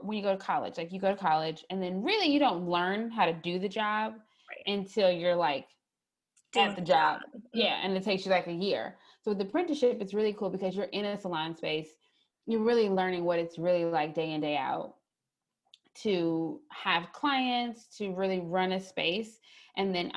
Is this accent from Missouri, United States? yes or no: yes; St. Louis, Missouri, United States; now in Columbia, United States; I'm originally from St. Louis, Missouri, but I currently live in Columbia, Missouri